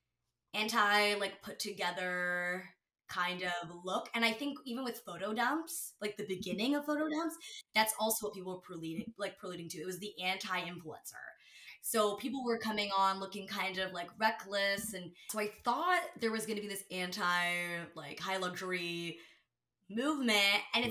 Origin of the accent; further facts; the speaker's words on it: Ontario, Canada; I'm Canadian